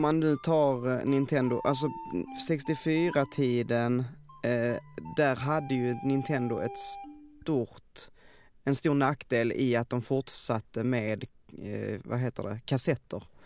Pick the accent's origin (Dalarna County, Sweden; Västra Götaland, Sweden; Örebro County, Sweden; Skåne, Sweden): Skåne, Sweden; Veberöd; also born or lived in Stockholm; jag kom hem från Stockholm Eh, hem till Veberöd